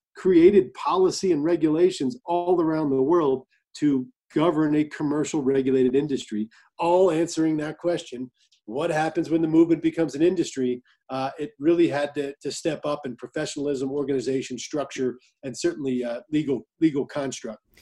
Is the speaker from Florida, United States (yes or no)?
no; New Jersey, United States; now in Colorado, United States; New Jersey, my home state where I'm from